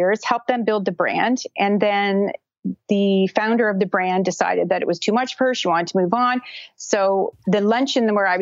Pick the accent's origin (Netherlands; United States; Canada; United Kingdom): Canada; Brockville, Ontario; I'm from Canada, and I live in a small town called Brockville, Ontario